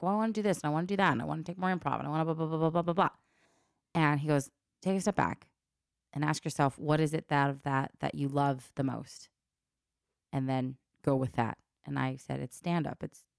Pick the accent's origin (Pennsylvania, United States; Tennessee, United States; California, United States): California, United States; Los Angeles; I need to work more on stuff about my childhood and growing up in the Valley and growing up in LA.